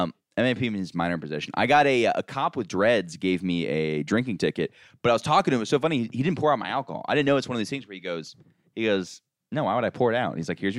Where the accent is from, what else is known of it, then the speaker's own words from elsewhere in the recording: Orlando, Florida, United States; I'm from Orlando, so I'm surrounded by like touristy bullshit.